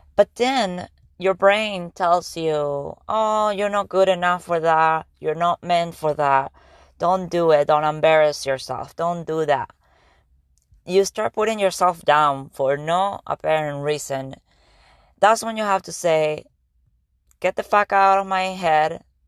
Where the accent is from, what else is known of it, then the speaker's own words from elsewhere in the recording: Argentina; English is a second language; now in United States; I am from Argentina, and I was coming to the United States about fifteen years ago